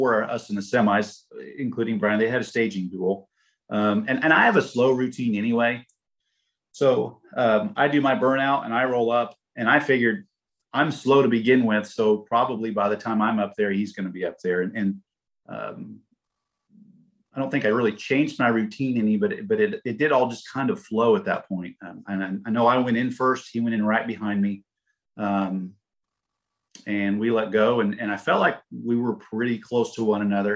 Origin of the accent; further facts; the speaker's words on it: Indianapolis, Indiana, United States; we're from Indy